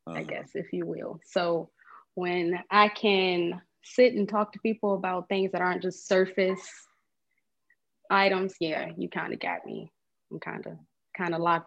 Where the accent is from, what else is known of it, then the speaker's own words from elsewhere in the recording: Portsmouth, Virginia, United States; also born or lived in Atlanta, Georgia; Virginia, Portsmouth, Virginia